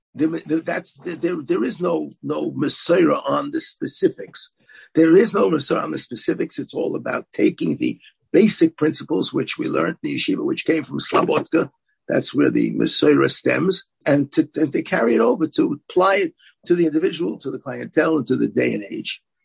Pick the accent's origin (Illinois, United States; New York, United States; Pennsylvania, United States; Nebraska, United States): New York, United States; New York City; also born or lived in Israel; I grew up in Brooklyn.